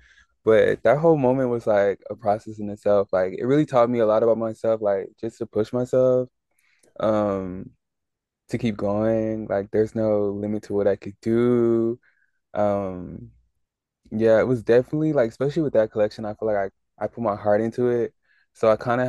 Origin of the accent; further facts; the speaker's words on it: Nigeria; me being Nigerian